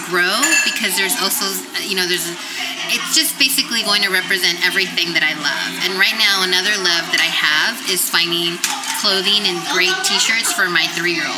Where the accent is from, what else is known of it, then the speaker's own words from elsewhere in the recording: San Francisco, California, United States; I grew up in San Francisco. I grew up in the Mission